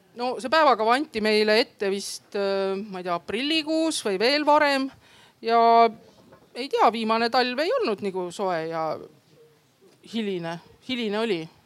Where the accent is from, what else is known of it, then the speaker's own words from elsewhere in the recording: Võru, Võru County, Estonia; moved away as an adult; now in Tartu, Estonia; ma olen tegelikult Võrost pärit